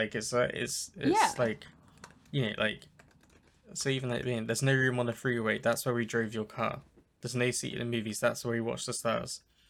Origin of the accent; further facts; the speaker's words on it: New Zealand; Yeah, I'm originally from New Zealand.